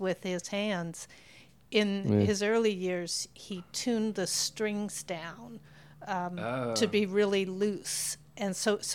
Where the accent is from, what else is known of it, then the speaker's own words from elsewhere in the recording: Pacific Northwest, United States; moved away; I was from the West Coast, Pacific Northwest